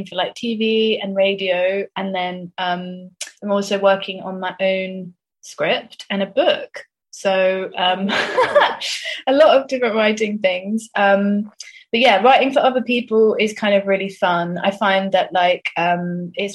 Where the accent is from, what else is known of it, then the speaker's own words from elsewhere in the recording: Swindon, South West England, United Kingdom; me and my sister growing up in Swindon in the 90s